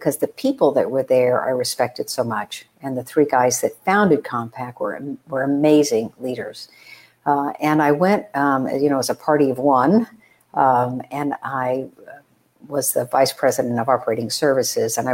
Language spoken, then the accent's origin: English; Texas, United States; I am the oldest of four. And I was raised in Texas